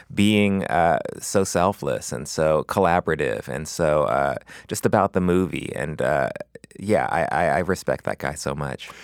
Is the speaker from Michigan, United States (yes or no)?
no; Los Angeles, California, United States; I grew up in West L